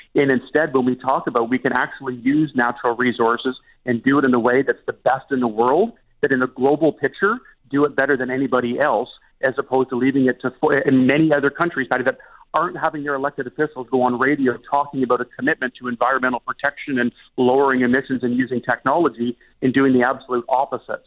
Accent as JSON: {"language": "English", "region": "Eastern Ontario", "country": "Canada", "said": "I, I come from Eastern Ontario"}